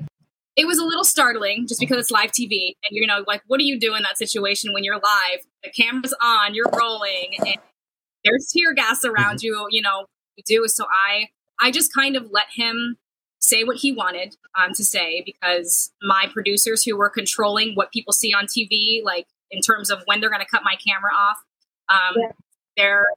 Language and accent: English; Sacramento, California, United States; moved away as an adult; also born or lived in Los Angeles, United States / Sioux City, Iowa, United States; now in Wisconsin, United States; I grew up in Sacramento